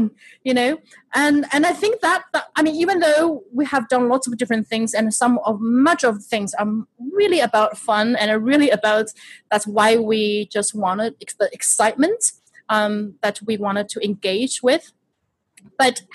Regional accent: Shanghai, China; moved away as an adult; now in United States; I am born and raised in Shanghai, China, and I moved to the United States not until when I was 20.

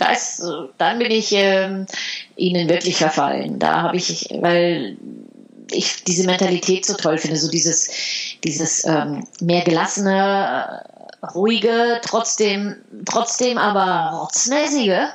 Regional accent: Heidelberg, Baden-Württemberg, Germany; moved away as an adult; also born or lived in Netherlands; ich bin in Heidelberg aufgewachsen

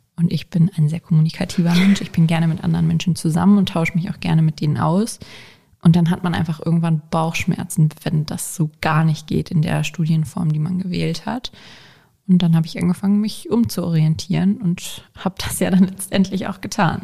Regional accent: Hanover, Lower Saxony, Germany; bin 22 Jahre alt und komme aus Hannover

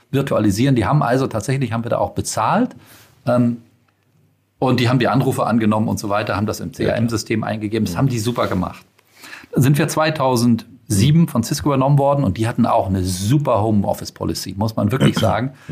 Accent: Schleswig-Holstein, Germany; ich bin aus Schleswig-Holstein

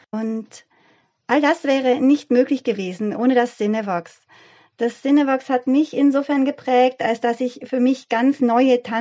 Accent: Germany; Ich komme aus Deutschland.

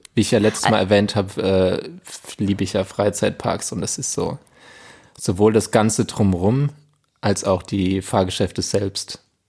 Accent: Germany; bei uns in Deutschland

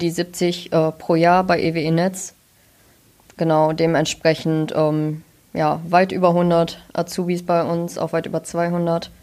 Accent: near Münster, North Rhine-Westphalia, Germany; Ich komme auch aus der Nähe von Münster, nur halt von der anderen Seite

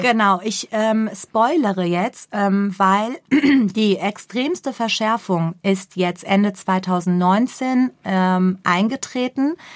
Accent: Germany; wir, und ich betone wir, auch wir sind Deutsche

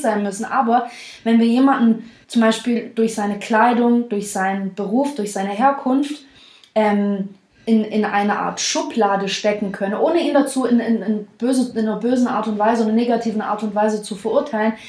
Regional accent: the South, Baden-Württemberg, Germany; now in Stuttgart, Germany

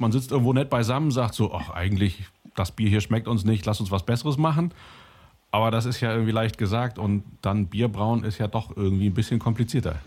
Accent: Cologne, North Rhine-Westphalia, Germany; ich komme aus Köln, da trinkt keiner Wein. Also bei uns in der ganzen Familie trinken alle Kölsch

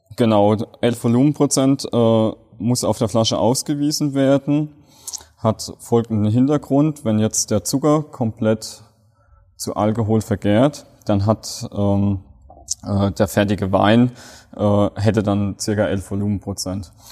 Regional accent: Rhineland-Palatinate, Germany; von uns Pfälzern

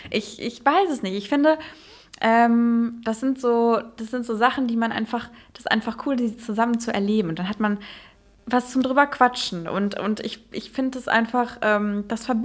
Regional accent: Netherlands; now in Germany; mittlerweile vielleicht so ein bisschen Deutschland, weil ich halt auch da wohne und, äh, aber ich bin aufgewachsen in Holland und ich bin in, in Holland zur Schule gegangen. Ich hatte nie richtig Deutschunterricht

